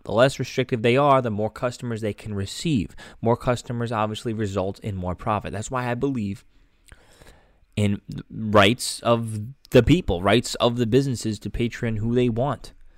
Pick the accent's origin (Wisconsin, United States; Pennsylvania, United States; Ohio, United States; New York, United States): New York, United States; New York City; my hometown, Staten Island